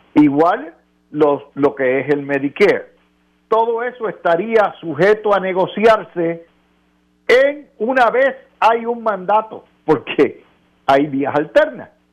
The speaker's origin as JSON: {"language": "Spanish", "country": "Puerto Rico", "said": "como Puerto Rico somos ciudadanos americanos"}